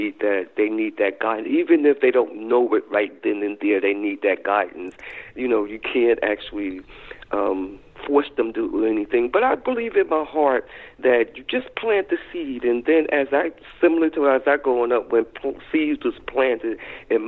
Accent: North New Jersey, United States; I grew up in North New Jersey

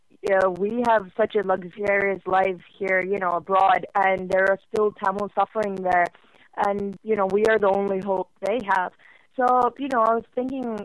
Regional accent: Norway; English is a second language; I actually live in Norway. I'm born and brought up here.

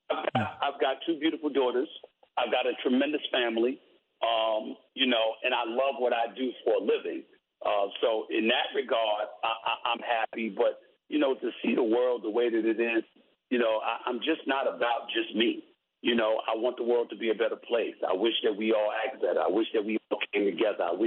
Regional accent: New York City, New York, United States; when I see the world growing up in New York City, seeing the crime, seeing what's transpiring in the streets

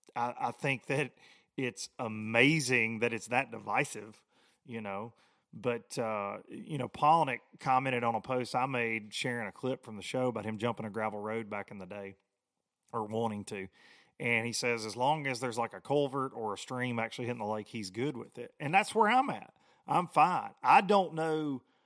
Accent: United States; I grew up on the Tennessee River

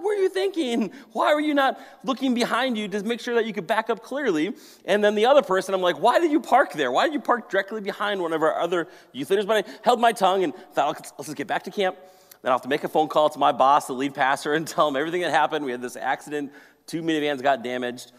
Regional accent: Maple Grove, Minnesota, United States; also born or lived in Colorado; I grew up in Maple Grove here in this area

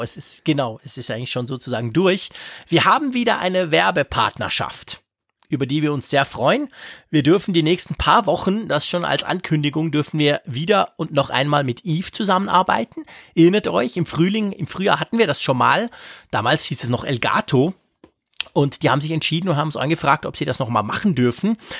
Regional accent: Switzerland

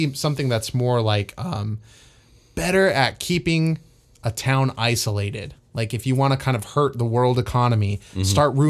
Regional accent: United States; Can you tell where my brain is as an American right now in this culture?

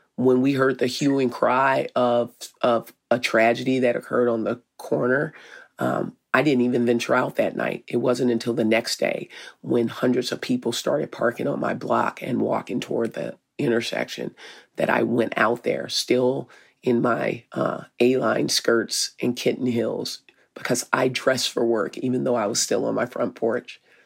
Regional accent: Arkansas, United States; now in Minneapolis, United States; I'm from Arkansas.

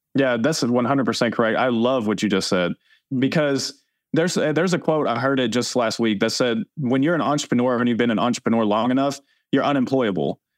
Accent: Tennessee, United States; growing up in Tennessee, that's what I was taught

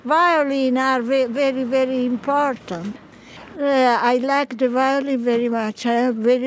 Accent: Cremona, Lombardy, Italy; I live here. I live just on the corner.

